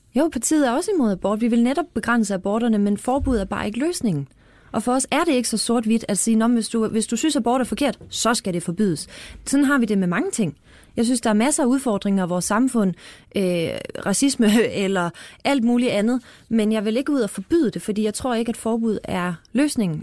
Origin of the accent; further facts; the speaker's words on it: Fredericia, Southern Denmark, Denmark; jeg er fra Fredericia